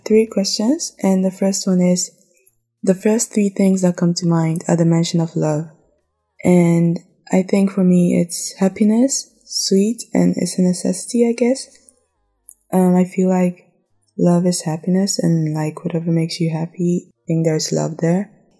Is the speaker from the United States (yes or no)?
no; Ghana; Well, growing up in Ghana, I think I saw love as something nice.